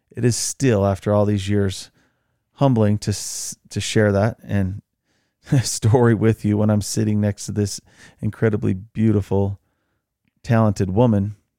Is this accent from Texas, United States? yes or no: no; Utah, United States; I grew up in Utah.